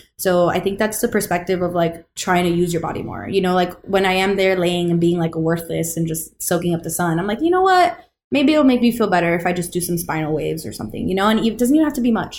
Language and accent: English; Florida, United States; because we're all from Florida here, you know.